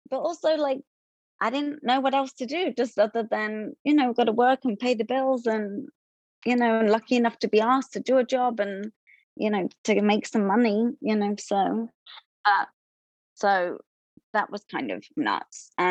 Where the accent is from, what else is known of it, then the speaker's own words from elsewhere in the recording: London, United Kingdom; now in United States; I was a Broadway performer, and I came from London in 2008, and then I was in um, Broadway shows